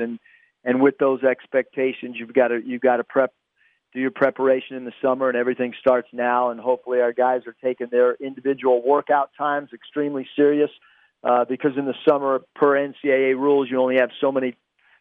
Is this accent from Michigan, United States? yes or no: no; San Diego, California, United States; I'm from San Diego and I played at the University of San Diego